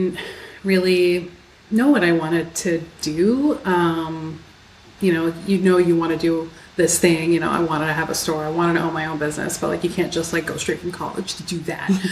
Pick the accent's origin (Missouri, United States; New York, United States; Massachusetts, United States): Massachusetts, United States; Newton; also born or lived in Hudson, Massachusetts; I grew up in Newton. So okay. I spent about half of my young life in Newton. And then I moved to Hudson when I was 12